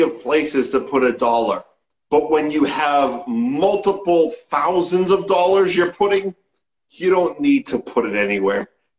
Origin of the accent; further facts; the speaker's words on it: Lynnfield, Massachusetts, United States; I grew up in Linfield.